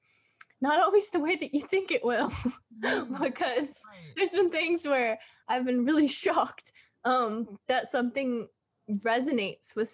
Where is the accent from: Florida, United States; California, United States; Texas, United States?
California, United States; Southern; I was born and raised here in California, Southern California